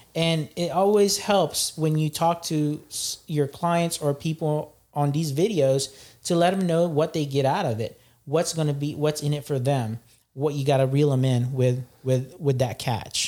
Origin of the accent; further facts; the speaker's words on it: Philippines; I'm from the Philippines